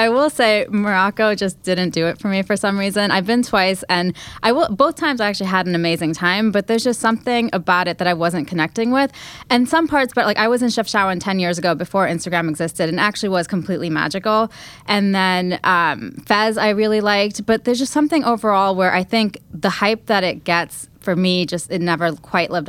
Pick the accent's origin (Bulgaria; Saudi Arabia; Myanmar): Saudi Arabia; moved away; also born or lived in Wyoming; I grew up in Saudi Arabia.